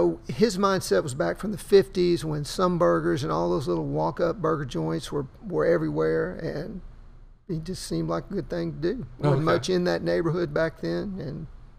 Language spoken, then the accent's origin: English; Houston, Texas, United States; I was born and raised in Houston.